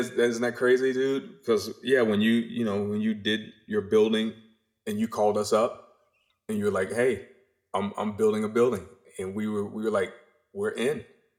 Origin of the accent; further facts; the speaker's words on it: North Carolina, United States; growing up in North Carolina in our little tiny house and my mom just having these dreams and these aspirations